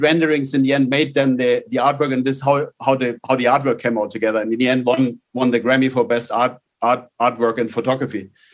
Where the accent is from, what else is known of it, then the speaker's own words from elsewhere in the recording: outside Munich, Bavaria, Germany; moved away; I grew up uh, in in a little. I was in the middle of the forest uh, outside outside Munich in Germany.